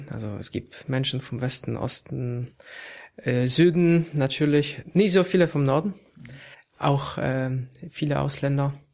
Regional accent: Poland; now in Germany; das ist auch kein Zufall, dass ich als Pole äh, hier in Deutschland arbeite, weil wir eben so eine Mischung auch wollen.

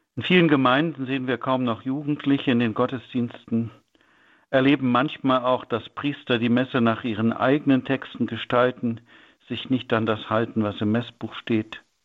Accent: North Rhine-Westphalia, Germany; bei uns in Nordrhein-Westfalen

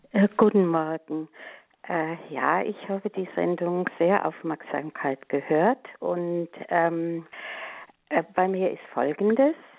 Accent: Westerwald, Germany; now in Middle Franconia, Germany; bin ich mit acht Jahren ja in den Kinderchor gegangen, der da bei uns im Westerwald äh, gegründet wurde

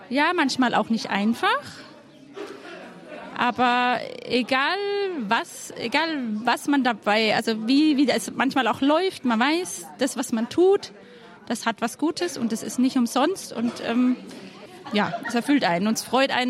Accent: Baden-Württemberg, Germany; wir kommen aus der Nähe von Karlsruhe

